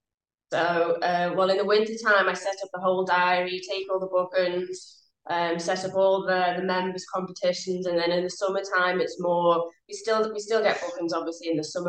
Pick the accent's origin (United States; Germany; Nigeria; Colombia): Germany; moved away as an adult; now in United Kingdom; I mean, because I grew up in Germany, I did my PGA training over in Germany and then joined the British PGA when I moved over here.